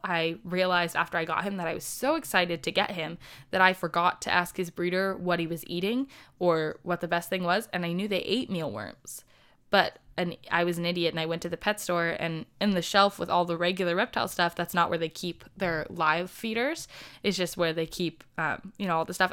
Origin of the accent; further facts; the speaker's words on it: United States; I am from the United States